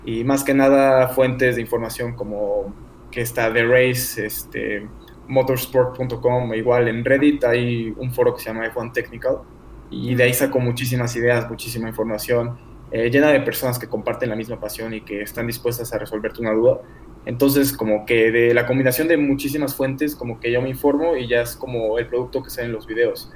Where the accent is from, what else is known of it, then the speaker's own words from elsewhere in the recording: Mexico City, Mexico; soy acá de México, de Ciudad de México